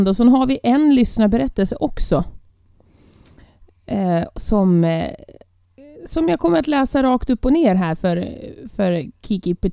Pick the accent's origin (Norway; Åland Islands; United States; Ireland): Ireland; Jag är uppvuxen på Irland.